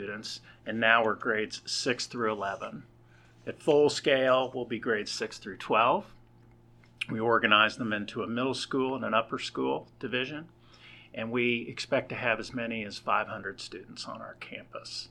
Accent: Kansas City, United States; also born or lived in New Jersey; now in Bentonville, United States; I grew up in Kansas City.

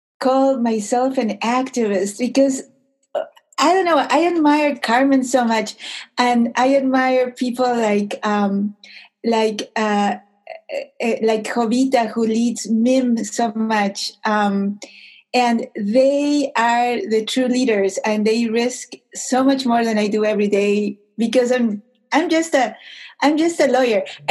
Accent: Arequipa, Peru; also born or lived in Illinois / Chicago, Illinois, United States; now in Minnesota, United States; the size of Arequipa, my hometown

